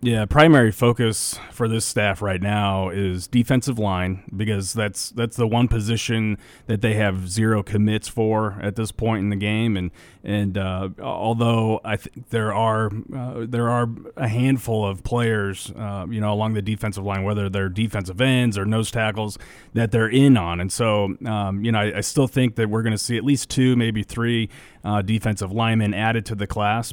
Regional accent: Nebraska, United States; we grew up in Nebraska

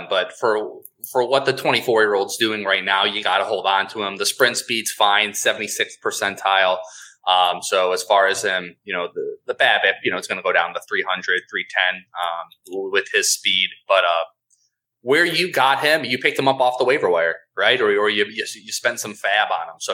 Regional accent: Southgate, Michigan, United States; I grew up in Southgate, Michigan.

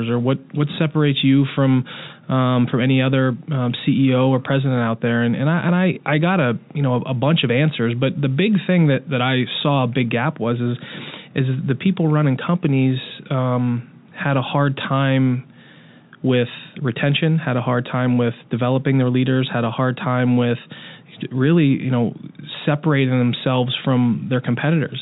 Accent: Pittsburgh, Pennsylvania, United States; moved away as an adult; now in Kansas City, United States; based in Pittsburgh, mm-hmm. My hometown

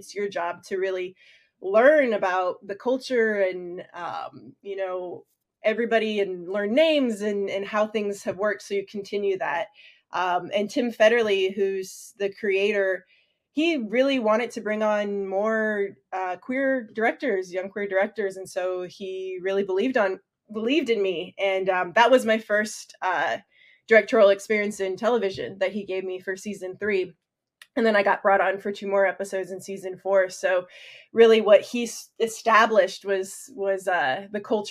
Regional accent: Tennessee, United States; I grew up in Tennessee in a pretty small town

